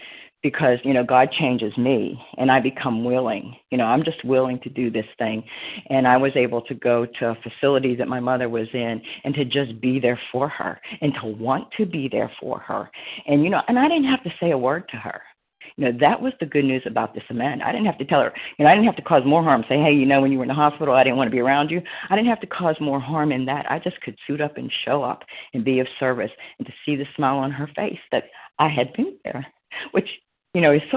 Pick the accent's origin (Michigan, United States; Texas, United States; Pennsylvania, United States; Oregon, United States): Pennsylvania, United States; now in Florida, United States; I'm from Pennsylvania